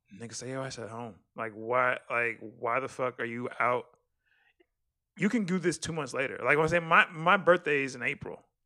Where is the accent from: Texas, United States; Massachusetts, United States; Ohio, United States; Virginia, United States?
Texas, United States; as a Texan